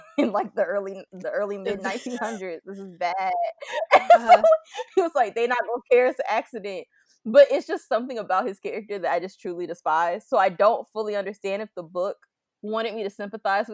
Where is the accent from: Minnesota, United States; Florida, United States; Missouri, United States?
Florida, United States; I live, like I'm from Florida